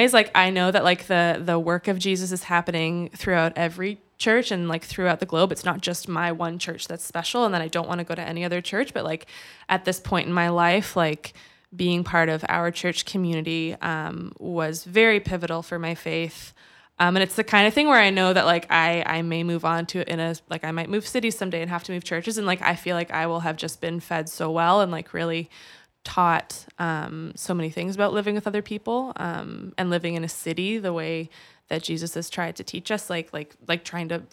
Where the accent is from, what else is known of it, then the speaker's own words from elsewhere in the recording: United States; moved away as an adult; also born or lived in Hamilton, Canada; now in Canada; I grew up for 20 years in the States before I came back here